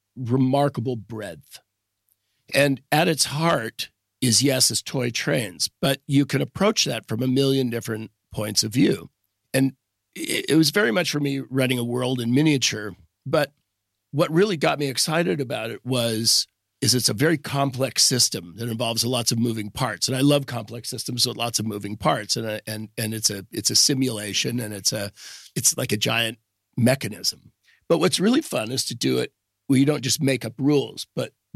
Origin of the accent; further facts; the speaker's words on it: San Francisco suburbs, California, United States; now in Petaluma, United States; I grew up in the burbs. I was born in San Francisco, actually, right here in our lovely city. But I grew up in the burbs